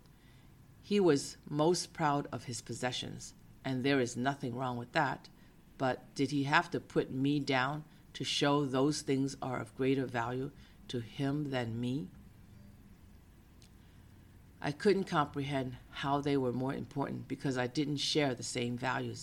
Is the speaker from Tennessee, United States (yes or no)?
no; Boston, Massachusetts, United States; now in San Francisco, United States; I grew up in Boston